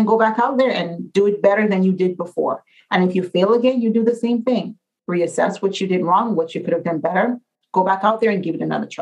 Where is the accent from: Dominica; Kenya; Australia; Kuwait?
Dominica; moved away; I'm from Dominica